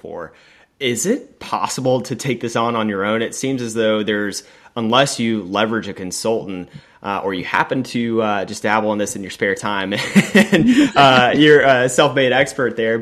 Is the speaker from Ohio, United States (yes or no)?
no; Florida, United States; I'm from Florida